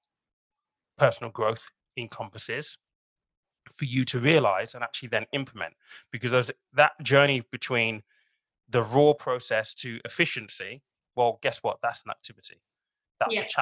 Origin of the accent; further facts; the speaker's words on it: Nigeria; I'm Nigerian